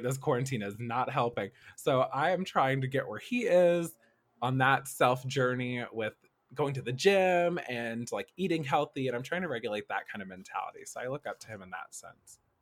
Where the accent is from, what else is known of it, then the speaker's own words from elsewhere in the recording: Nashville, Tennessee, United States; moved away as an adult; also born or lived in Kentucky; now in Los Angeles, United States; I was born and raised in Nashville, Tennessee, uh, growing up in South Nashville, uh, we call it Antioch